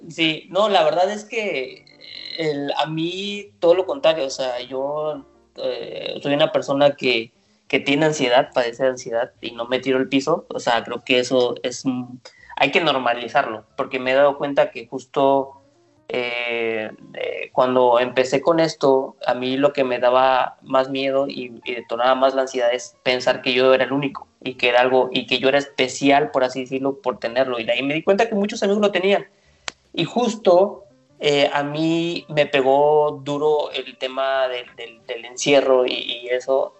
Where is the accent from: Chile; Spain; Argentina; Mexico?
Mexico; Veracruz; now in Mexico City, Mexico; yo soy de Veracruz, trabajo, ya llevo viviendo aquí 14 años en Ciudad de México